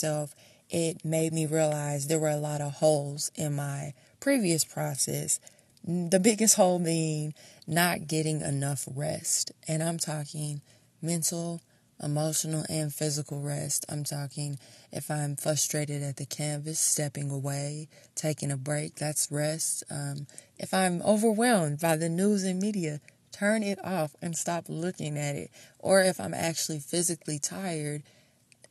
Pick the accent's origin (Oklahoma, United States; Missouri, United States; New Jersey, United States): Missouri, United States; Kansas City; I'm from Kansas City, Missouri.